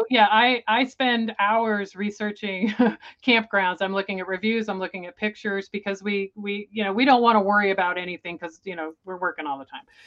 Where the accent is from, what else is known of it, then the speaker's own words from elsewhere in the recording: Tampa, Florida, United States; moved away; I grew up in Florida in the Tampa Bay area